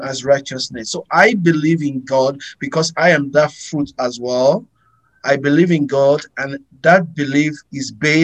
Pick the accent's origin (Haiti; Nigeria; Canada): Nigeria; Abeokuta, Ogun State; born in Nigeria, Western Nigeria, from a town called Abeokuta. Meaning means of the city, a city under the rock, because once you enter the city, you see rocks everywhere, and there is a symbol to that. So I grew up there.